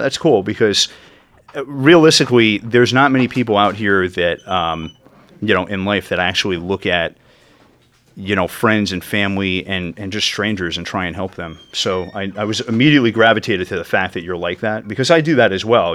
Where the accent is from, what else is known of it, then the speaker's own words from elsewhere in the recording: Yorktown Heights, New York, United States; where I grew up in Yorktown Heights in northern Westchester